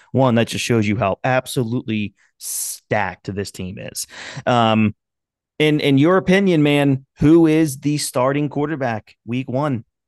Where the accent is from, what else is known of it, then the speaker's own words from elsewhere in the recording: Philadelphia, Pennsylvania, United States; I grew up in the Philadelphia area